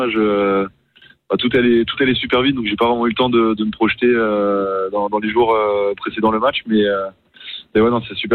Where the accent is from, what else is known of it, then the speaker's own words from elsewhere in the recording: Brussels, Belgium; j'ai grandi à Bruxelles en Belgique parce que mes parents s'y sont installés quand, quand j'avais trois ans